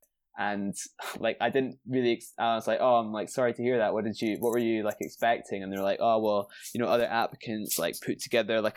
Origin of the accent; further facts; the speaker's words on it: Edinburgh, Scotland, United Kingdom; moved away as an adult; now in London, United Kingdom; I was from Edinburgh, mm-hmm. and had went to school and then studied at university all through in Edinburgh my whole life